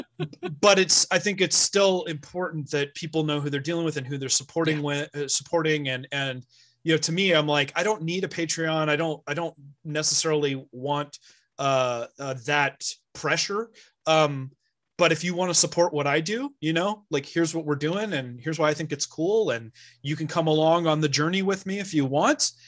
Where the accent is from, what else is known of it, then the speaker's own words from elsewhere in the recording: Bay Area, California, United States; moved away as an adult; now in Sierra Nevada foothills, United States; I'm originally from the Bay Area, like literally Silicon Valley